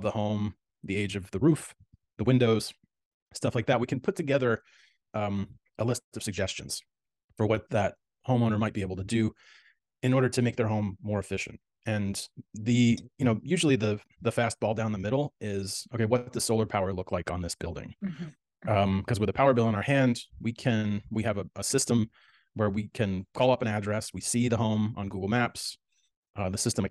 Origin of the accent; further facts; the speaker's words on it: New York City, New York, United States; moved away as an adult; now in Los Angeles, United States; I grew up in the New York City area